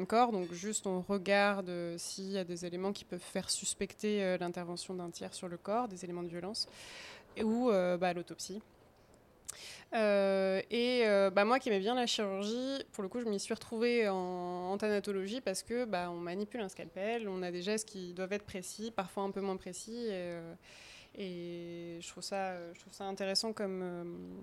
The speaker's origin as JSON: {"language": "French", "town": "Bourges", "region": "Centre-Val de Loire", "country": "France", "also_born_or_lived": "Tours", "moved": "as an adult", "lives_now": "Angers, France", "said": "Je viens pas d'Angers, je viens de Bourges. Si on reprend vraiment aux racines, je viens de Bourges."}